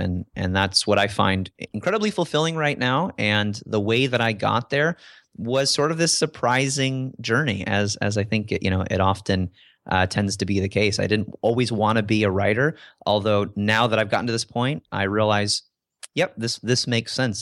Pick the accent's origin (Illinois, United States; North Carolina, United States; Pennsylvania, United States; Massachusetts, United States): Illinois, United States; DeKalb; moved away; I grew up in Illinois and, and, and from the Midwest